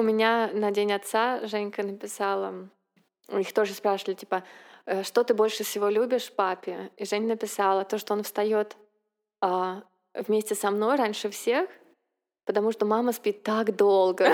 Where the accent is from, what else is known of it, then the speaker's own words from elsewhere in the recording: Saint Petersburg, Russia; moved away as an adult; now in United States; мы, как питерская интеллигенция, приехали с чемоданом книг в Америку